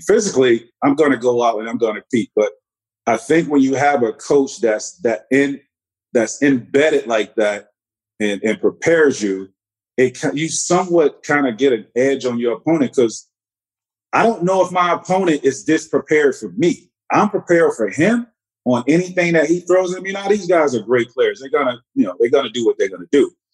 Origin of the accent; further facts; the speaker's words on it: Central Florida, United States; moved away as an adult; a Central Florida kid